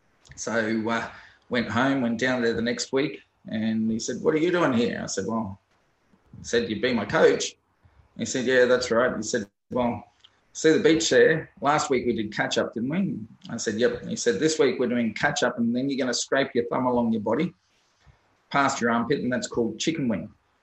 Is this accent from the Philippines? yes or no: no; Port Vila, Shefa, Vanuatu; also born or lived in Penrith, Sydney, Australia; Well, my journey in swimming started in Vanuatu. I was born in Penrith in Sydney, and my dad got transferred to Vanuatu when I was about 9 to Port Vila.